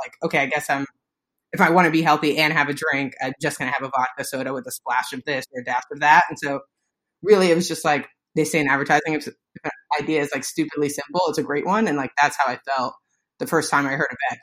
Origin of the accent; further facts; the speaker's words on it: New York City, New York, United States; I am a New Yorker, grew up in the Bronx